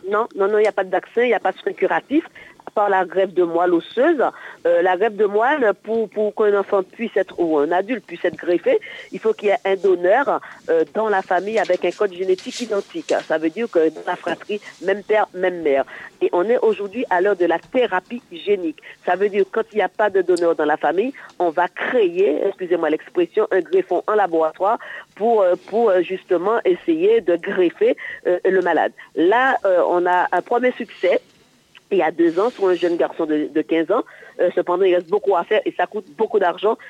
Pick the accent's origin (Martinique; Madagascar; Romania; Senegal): Martinique; Moi, je suis originaire de la Martinique